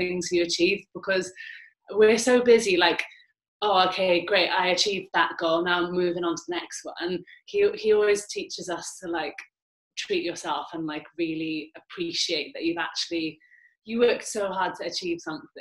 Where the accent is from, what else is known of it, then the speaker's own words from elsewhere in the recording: Wales, United Kingdom; with being Welsh